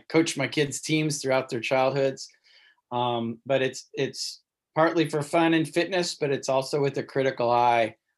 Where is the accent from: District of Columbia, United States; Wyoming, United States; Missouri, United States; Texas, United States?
Missouri, United States; Cape Girardeau; I grew up in Southern Missouri